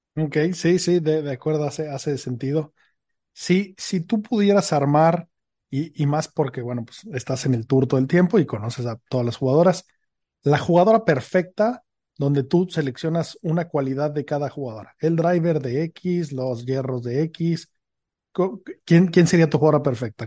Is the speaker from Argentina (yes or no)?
no; Mexico; now in Madrid, Spain; estoy basado en Madrid, soy mexicano